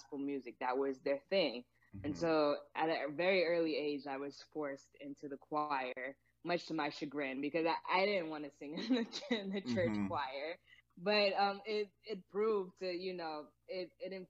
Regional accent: Hampton, Virginia, United States; moved away as an adult; also born or lived in Atlanta, Georgia; now in Santa Barbara, United States; I'm originally from Virginia, Hampton, Virginia specifically

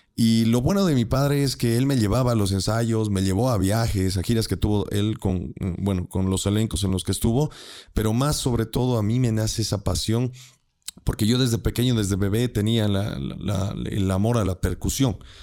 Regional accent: Bolivia; somos bolivianos

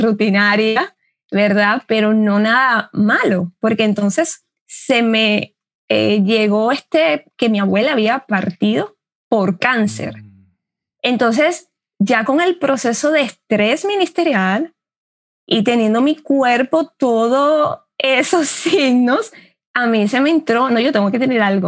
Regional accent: Dominican Republic; Yo soy dominicana

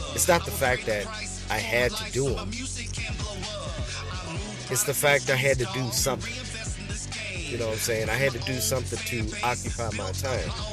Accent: Crystal City, Missouri, United States; I'm an American rapper, songwriter, actor, entrepreneur, recording artist, and performer from Crystal City, Missouri

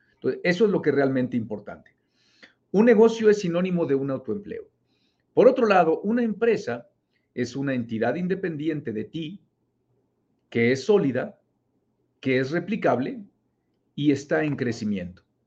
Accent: Mexico; also born or lived in Monterrey, Nuevo León; Yo vivo en México, yo soy mexicano, vivo en Monterrey, Nuevo León

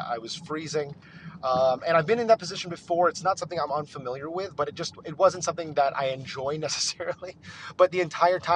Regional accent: Northeast, United States; also born or lived in New York/New Jersey area; now in Texas, United States; it's actually winter here in Texas, and I grew up in the Northeast

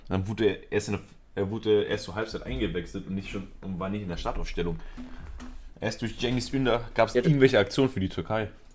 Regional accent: Spain; Ich bin Spanier.

